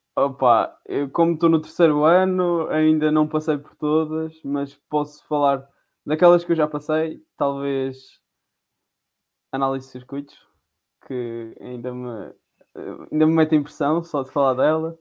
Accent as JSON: {"language": "Portuguese", "region": "Madeira", "country": "Portugal", "moved": "as an adult", "lives_now": "Covilhã, Portugal", "said": "sou da Madeira"}